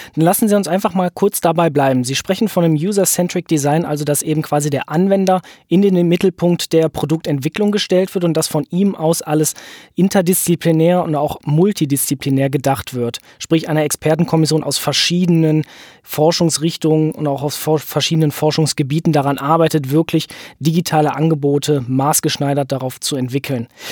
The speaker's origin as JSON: {"language": "German", "region": "Rhineland", "country": "Germany", "said": "bei uns im Rheinland"}